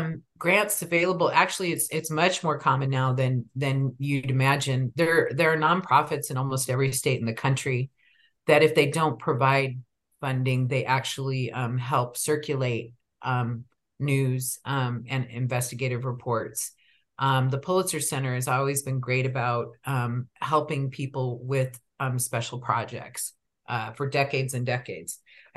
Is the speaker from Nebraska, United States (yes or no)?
yes; Omaha, Nebraska, United States; I'm from Omaha, from a, you know, predominantly Catholic neighborhood